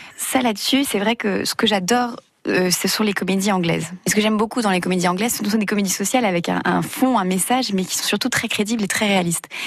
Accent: Brittany, France; je suis évidemment originaire de Bretagne

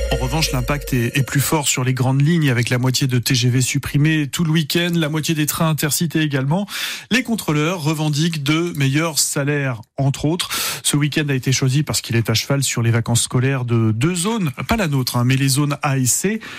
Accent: Moselle, Grand Est, France; chez nous en Moselle

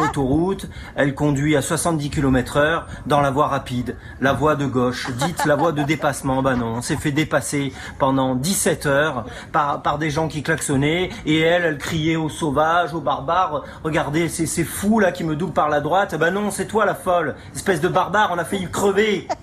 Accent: Marseille, Provence-Alpes-Côte d'Azur, France; je suis Marseillais

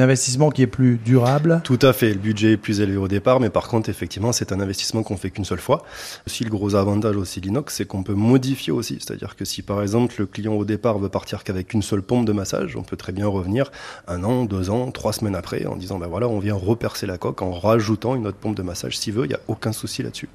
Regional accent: Auvergne-Rhône-Alpes, France; une marque Auvergnate pour effectivement faire plaisir à ma région natale

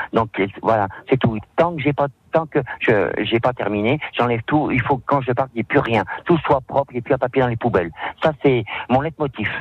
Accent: Lyon, Auvergne-Rhône-Alpes, France; quand j'étais jeune à Perrache, mon papa voulait pas que je reste en rien faire

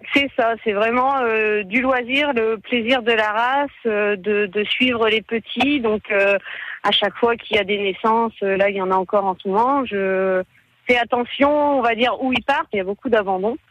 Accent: Picardy, Hauts-de-France, France; on est picard

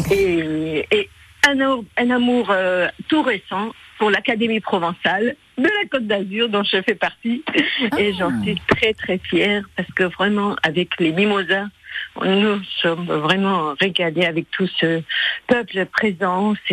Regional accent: Lebanon; first language Armenian; French is a second language; now in France; Moi, je suis arménienne de Liban.

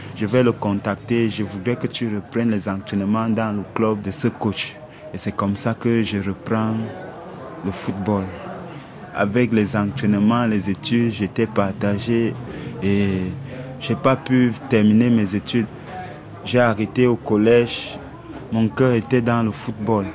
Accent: Yaoundé, Centre, Cameroon; moved away as an adult; Je viens du Cameroun, à Yaoundé, le 2 décembre 1987.

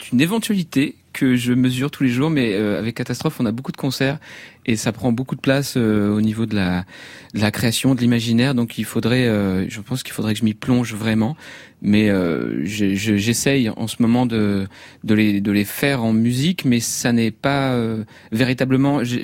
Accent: Chartres, Centre-Val de Loire, France; born there; moved away; je suis né à Chartres. J'en suis parti dès que j'ai pu pour faire du théâtre puis de la musique.

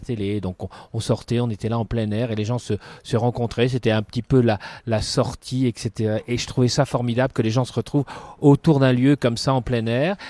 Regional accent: Dunkirk, Hauts-de-France, France; also born or lived in Lille / Paris; now in Amiens, France; J'ai grandi à Dunkerque.

